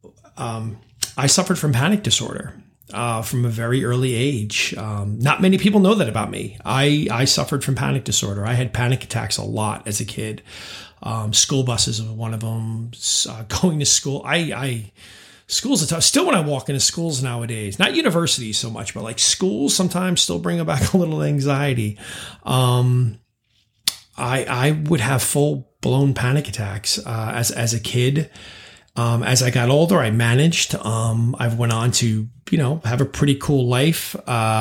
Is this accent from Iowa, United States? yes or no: no; New York, United States; also born or lived in California / London; now in Charlotte, United States; I grew up in New York